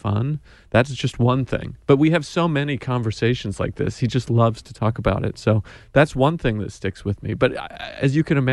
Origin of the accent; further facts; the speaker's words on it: Idaho, United States; moved away; I'm a kid from Idaho